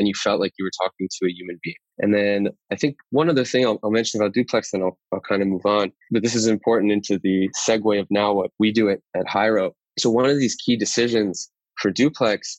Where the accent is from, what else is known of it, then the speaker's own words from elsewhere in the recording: Great Neck, New York, United States; moved away as an adult; now in Tel Aviv, Israel; I grew up in Great Neck, Long Island.